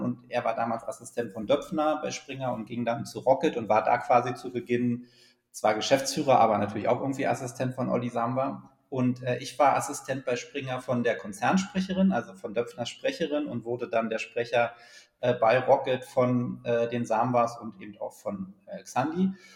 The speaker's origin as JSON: {"language": "German", "country": "Germany", "also_born_or_lived": "Berlin", "said": "die große DDR, aus der ich ja komme"}